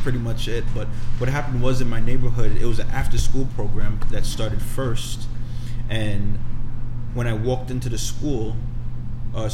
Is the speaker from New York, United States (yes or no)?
yes; New York City, New York, United States; I was born in Brooklyn, born and raised in Brooklyn